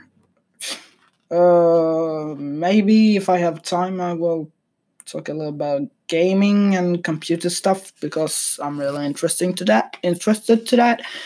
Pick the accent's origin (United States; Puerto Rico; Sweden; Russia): Sweden; I'm from Sweden